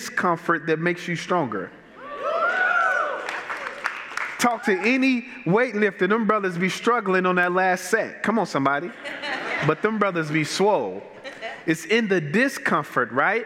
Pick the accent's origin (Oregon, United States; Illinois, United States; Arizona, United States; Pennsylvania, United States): Illinois, United States; Chicago; I'm from Chicago, born and bred. I grew up on the south side of Chicago in generational poverty.